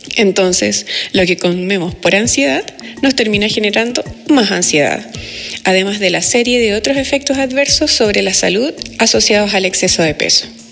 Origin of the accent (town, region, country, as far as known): Chile